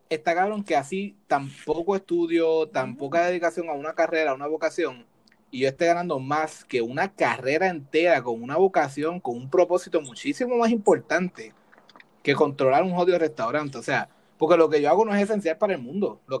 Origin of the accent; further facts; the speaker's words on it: Puerto Rico; now in United States; Cuando nos fuimos de Puerto Rico, que vinimos a Estados Unidos, yo empecé a ver más cómo funcionan las cosas en el área laboral